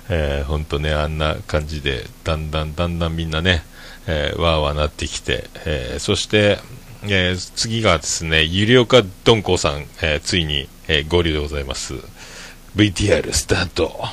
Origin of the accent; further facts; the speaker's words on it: Fukuoka, Japan; 福岡から来たおっさん